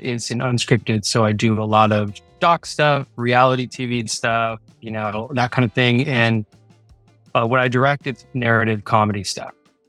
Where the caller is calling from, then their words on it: Los Angeles, California, United States; I am coming from Los Angeles, California.